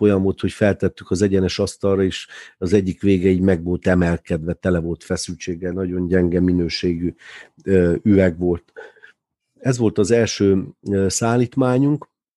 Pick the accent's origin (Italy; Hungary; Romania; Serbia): Romania; Târgu Mureș, Mureș County; a Tudor negyedben, ahol mi is felnőttünk